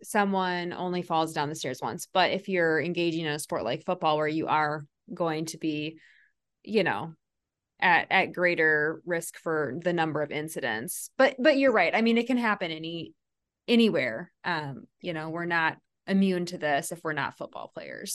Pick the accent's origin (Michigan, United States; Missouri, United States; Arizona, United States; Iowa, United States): Iowa, United States; I'm from Iowa